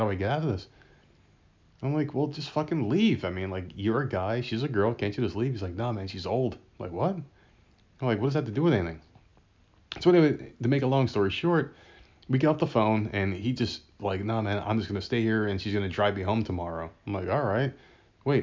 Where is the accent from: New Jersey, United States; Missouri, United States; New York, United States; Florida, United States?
New Jersey, United States; I'm from New Jersey, from Jersey